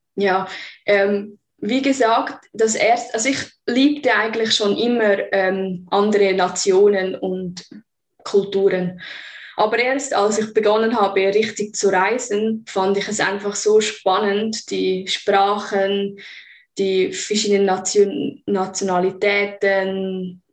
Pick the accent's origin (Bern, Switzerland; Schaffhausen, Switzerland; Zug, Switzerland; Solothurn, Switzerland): Zug, Switzerland; also born or lived in Vancouver, Canada; Ich bin hier aufgewachsen, geboren und kenne die Traditionen aus meiner Kindheit